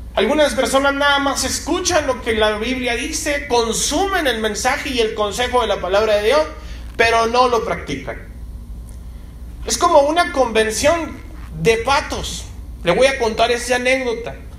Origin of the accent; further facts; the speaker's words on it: Mexico; como mexicanos, a veces lo hacemos con un pozole o con un menudo